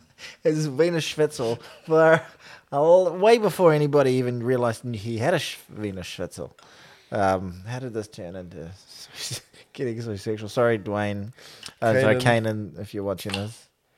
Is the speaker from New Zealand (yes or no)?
yes; New Zealand; as a Kiwi